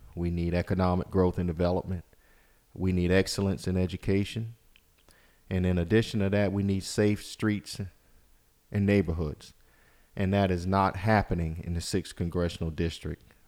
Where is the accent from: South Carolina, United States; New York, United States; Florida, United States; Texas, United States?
South Carolina, United States; Walterboro; I grew up in Colleton County in Walterboro. It's my home